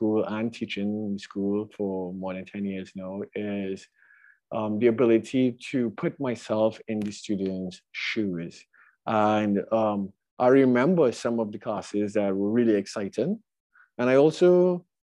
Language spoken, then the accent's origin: English; Trinidad & Tobago; moved away as an adult; now in Brooklyn, United States; my background growing up in Trinidad